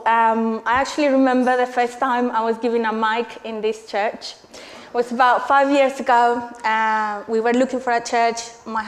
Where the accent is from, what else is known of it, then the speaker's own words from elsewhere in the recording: Colombia; moved away as an adult; now in England, United Kingdom; I'm originally from Colombia. And I came here 12 years ago to study.